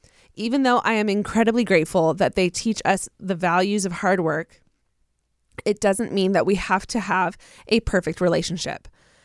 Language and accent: English; Virginia, United States; I'm from Southern Virginia, so it's a habit.